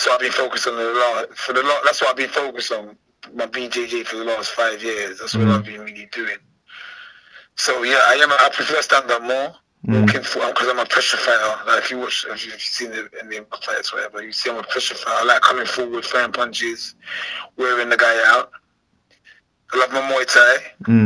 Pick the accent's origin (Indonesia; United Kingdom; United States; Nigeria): United Kingdom; London; I'm from London